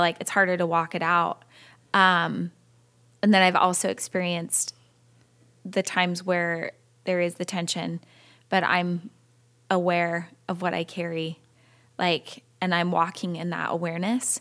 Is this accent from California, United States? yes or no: yes; California, United States; I was born and raised in California